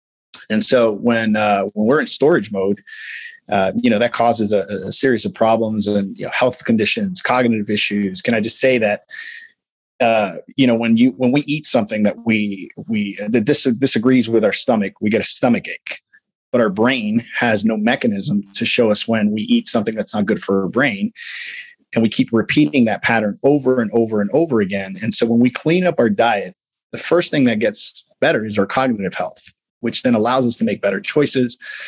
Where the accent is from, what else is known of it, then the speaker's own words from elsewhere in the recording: Midwest, United States; I'm big bone. I'm from the Midwest. My mom was obese. My dad was obese.